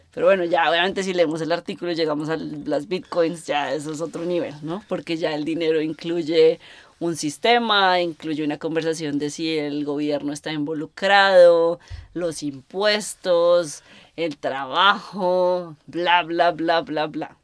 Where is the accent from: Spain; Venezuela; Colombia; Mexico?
Colombia; moved away; yo creciendo en Colombia